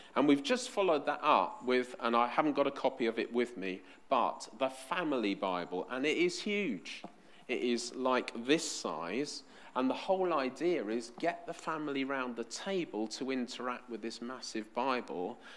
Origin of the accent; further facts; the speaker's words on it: London, United Kingdom; I was born in West London, so of course I support QPR